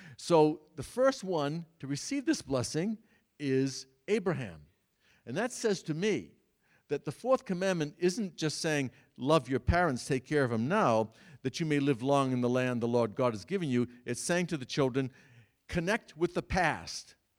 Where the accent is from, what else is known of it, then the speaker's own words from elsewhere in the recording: Massachusetts, United States; the church in which I grew up in Massachusetts, Saint Cecilia's the largest church in the Worcester Diocese